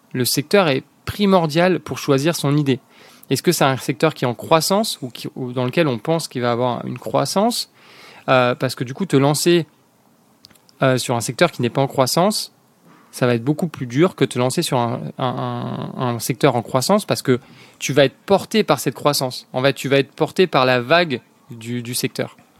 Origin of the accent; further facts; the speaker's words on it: La Ciotat, Provence-Alpes-Côte d'Azur, France; also born or lived in Lorraine / Montpellier / Paris / Dublin; j'ai découvert la Ciotat. j'ai grandi à Ciotat